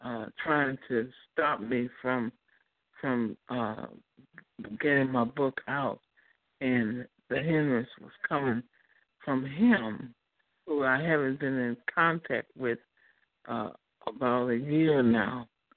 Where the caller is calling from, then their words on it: Chicago, Illinois, United States; I'm calling from Chicago.